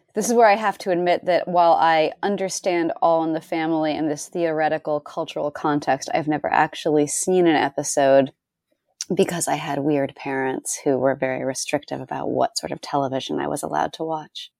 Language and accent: English; Northeast, United States; I'm from the Northeast